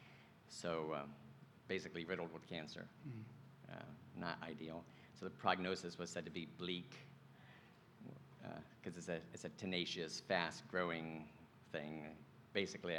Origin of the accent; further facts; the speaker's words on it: Venice, Florida, United States; I was born and raised in Venice, Florida